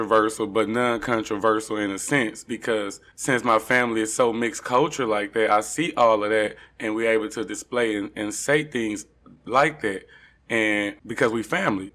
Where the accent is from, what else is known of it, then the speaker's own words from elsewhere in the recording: Dallas, Texas, United States; I'm from here. I'm from, well, I'm not Addison per se, but I'm from DFW area. Actually, Oak Cliff